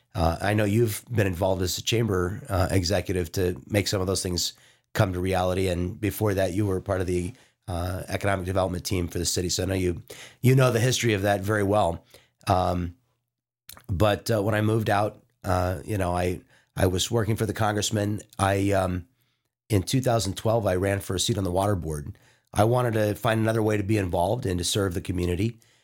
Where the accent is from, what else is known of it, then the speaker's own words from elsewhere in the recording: Leawood, Kansas, United States; moved away as an adult; also born or lived in Washington, D.C.; now in Vista, United States; I grew up in Leawood, Kansas, which is part of the Kansas City metro area